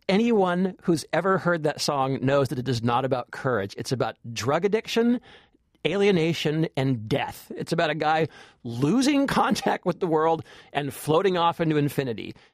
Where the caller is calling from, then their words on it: Columbia, Maryland, United States; I am calling from Columbia, Maryland.